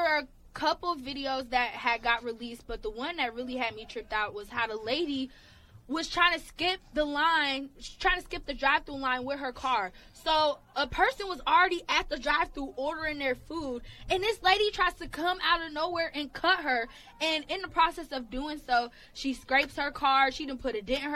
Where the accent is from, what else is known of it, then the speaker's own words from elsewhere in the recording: Atlanta, Georgia, United States; I'm from Atlanta, we're from the South